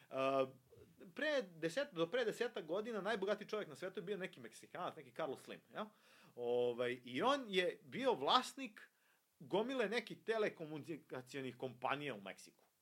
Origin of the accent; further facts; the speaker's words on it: Serbia; mi ovde kod nas u Srbiji